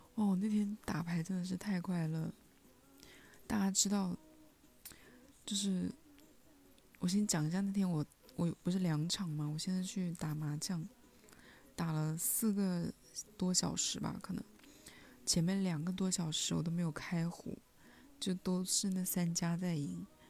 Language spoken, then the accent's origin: Chinese; Hunan, China; 我是湖南人